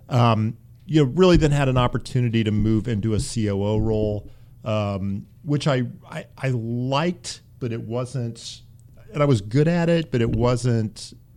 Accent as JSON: {"language": "English", "region": "Central Indiana", "country": "United States", "tie": "born or raised there", "also_born_or_lived": "Dayton", "moved": "yes", "said": "I grew up in Central Indiana."}